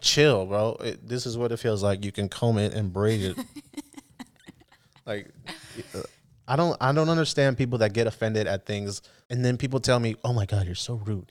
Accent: the Bay Area, California, United States; I'm from the Bay

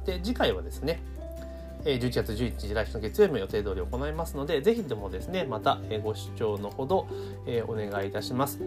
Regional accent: Kanagawa, Japan; 私は神奈川県出身だから

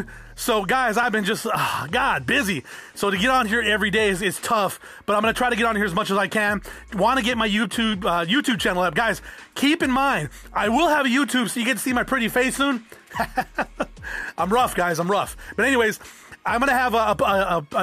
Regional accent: South Tucson, Arizona, United States; I grew up in South Tucson

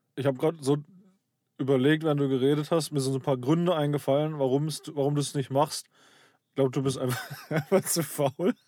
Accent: Karlsruhe, Baden-Württemberg, Germany; also born or lived in Black Forest village; ich bin im, äh, in Süddeutschland aufgewachsen, im Schwarzwald. Hier äh, Pforzheim, Stuttgart, die Ecke

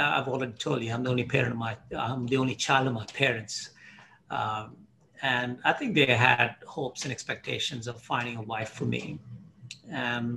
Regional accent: Hyderabad, Telangana, India; moved away as an adult; also born or lived in Mumbai, India / Dubai, United Arab Emirates / Bahrain; now in Canada; I grew up in Hyderabad in India

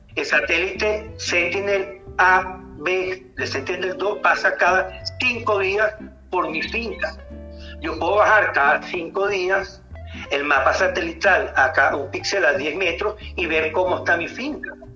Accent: Venezuela; somos los venezolanos

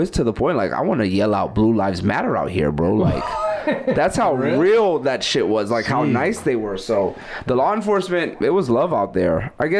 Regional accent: New York City, New York, United States; I'm from Brooklyn

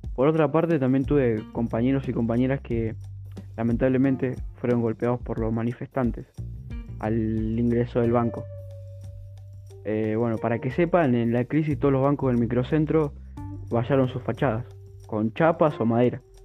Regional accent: Argentina; como todo argentino

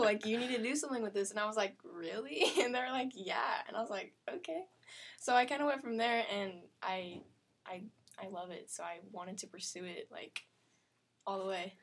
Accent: Springfield, Missouri, United States; I grew up in Springfield, Missouri, which is this little town

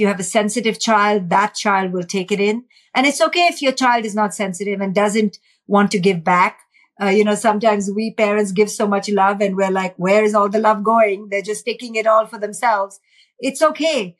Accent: India; in India, growing up in India, watching poverty

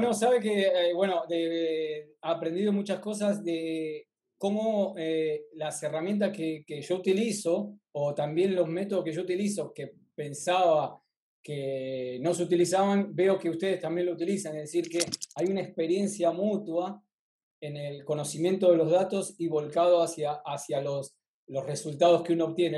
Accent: Argentina; de Argentina

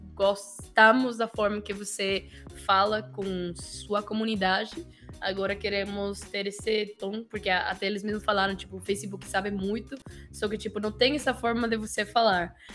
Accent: Mexico; Portuguese is a second language; moved away as an adult; also born or lived in Florianópolis, Brazil; eu não sou colombiano, eu sou mexicano

